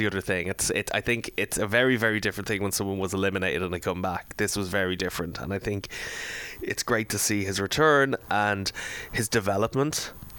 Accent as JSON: {"language": "English", "country": "Ireland", "said": "as Irish boys"}